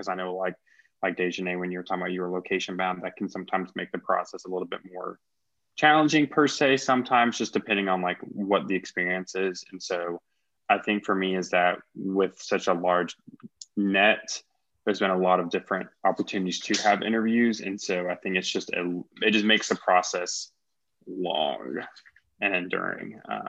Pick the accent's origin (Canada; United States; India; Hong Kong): United States; Kansas City; now in South Carolina, United States; because currently here in South Carolina, I grew up in Kansas City.